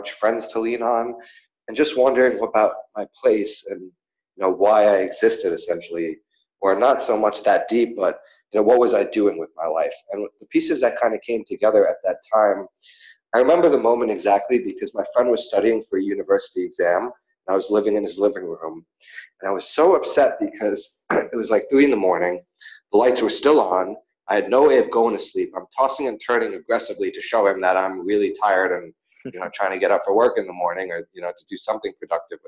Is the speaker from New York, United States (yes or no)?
yes; New York, United States; moved away as an adult; also born or lived in Australia; growing up in New York and just, you know, it was always kind of the same